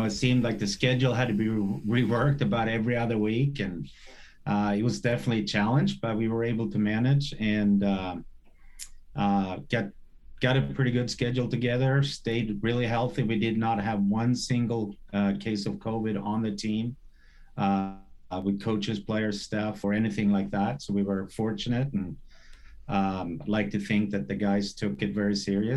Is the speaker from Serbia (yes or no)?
no; Sweden; now in Oregon, United States; where I grew up in Sweden.